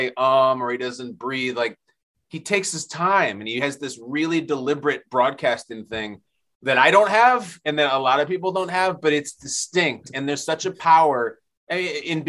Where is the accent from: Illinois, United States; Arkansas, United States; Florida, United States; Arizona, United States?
Illinois, United States; Chicago; I grew up in Chicago.